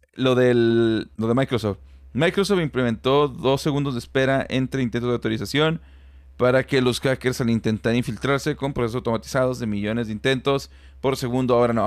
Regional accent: Celaya, Guanajuato, Mexico; now in Monterrey, Mexico; yo soy de Celaya, Guanajuato

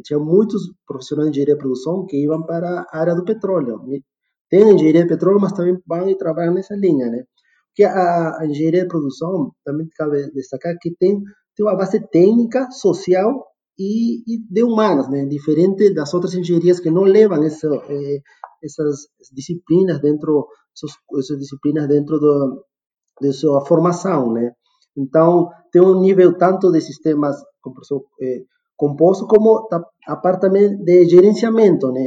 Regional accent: Peru; also born or lived in Rio de Janeiro / Porto Alegre; now in Jandaia do Sul, Brazil; Sou peruano de nascimento também

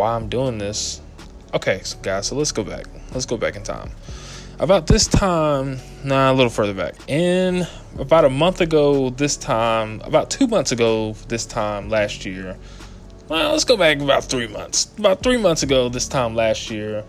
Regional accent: Atlanta, Georgia, United States; moved away as an adult; also born or lived in Cookeville, Tennessee; I'm from Atlanta, Georgia, hot Atlanta.

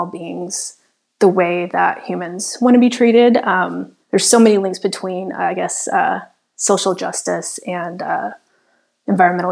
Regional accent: Nashville, Tennessee, United States; also born or lived in Chicago, Illinois; now in Miami, United States; I grew up in the South. I grew up in Nashville, Tennessee.

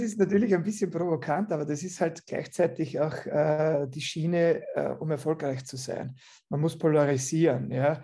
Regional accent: Austria; ich komme aus Österreich

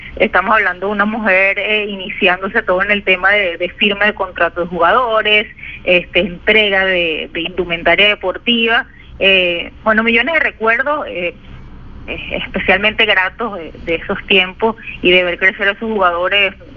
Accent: Caracas, Capital District, Venezuela; moved away; como toda caraqueña y, pues venezolana

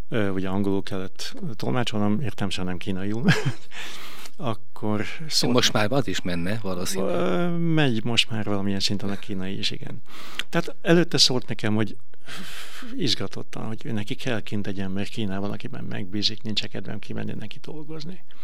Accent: Veszprém, Veszprém County, Hungary; also born or lived in China; Én nagyon büszke vagyok arra, hogy Veszprémi vagyok.

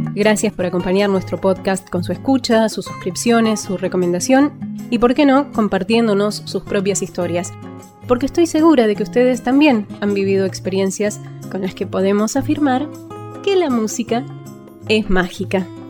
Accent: Argentina; Como argentina y casi porteña

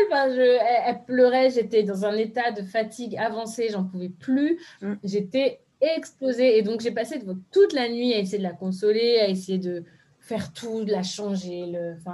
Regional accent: Benin; je me rappelle que moi j'avais la même chose en fond parce que je suis béninoise

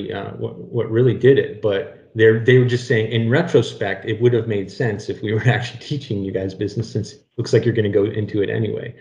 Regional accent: Corunna, Ontario, Canada; also born or lived in Sarnia area, Ontario; I'm actually from Corunna, Ontario

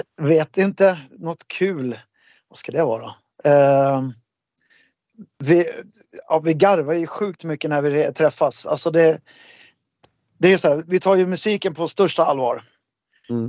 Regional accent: Märsta, Stockholm County, Sweden; en rockbandstävling som jag hade i Märsta, där jag kommer ifrån

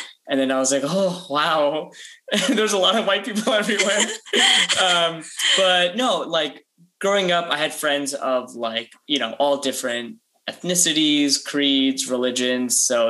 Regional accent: near Princeton, central New Jersey, United States; I am Indian American, and like a lot of Indian Americans, I grew up in New Jersey, specifically central New Jersey, about in a town about 5-10 minutes outside of Princeton.

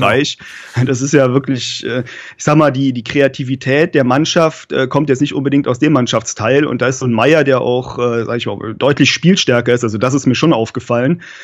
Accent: Cologne, North Rhine-Westphalia, Germany; ich komme ja aus der Region Köln

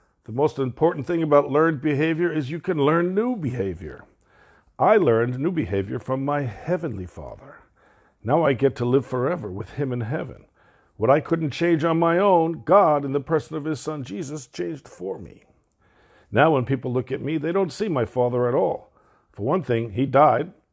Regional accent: New York City, New York, United States; also born or lived in Brooklyn, New York; we moved from Brooklyn, New York to Queens, New York

